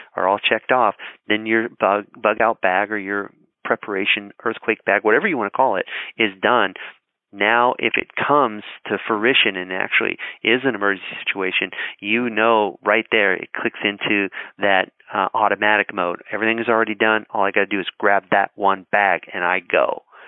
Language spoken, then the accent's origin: English; Colorado, United States; I grew up in Colorado